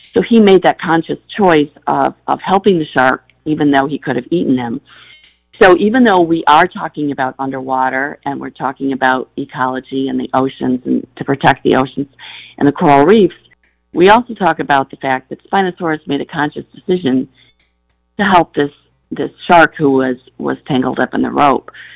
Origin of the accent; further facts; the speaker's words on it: Battle Creek, Michigan, United States; growing up in Battle Creek, Michigan, as you said, it is farmland